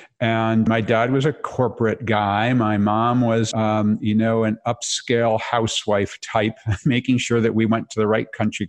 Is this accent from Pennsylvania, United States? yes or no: no; Connecticut, United States; also born or lived in Massachusetts / New York; So a little bit of time in Massachusetts and in different places in New York. But I like to say that I'm from Connect